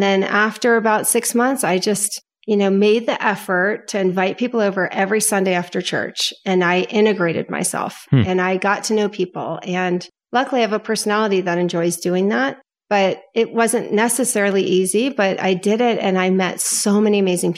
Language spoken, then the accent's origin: English; Potomac, Maryland, United States; now in California, United States; No, I am from Potomac, Maryland, born and raised.